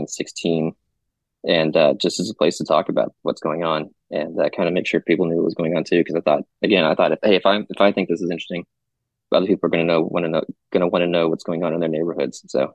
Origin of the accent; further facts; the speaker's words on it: Mansfield, Texas, United States; Well, I grew up in Mansfield, so I've always lived in Tarrant County.